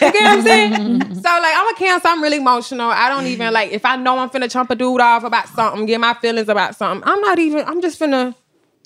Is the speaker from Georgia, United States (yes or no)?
yes; Milledgeville, Georgia, United States; now in Atlanta, United States; Small town, Milledgeville, Georgia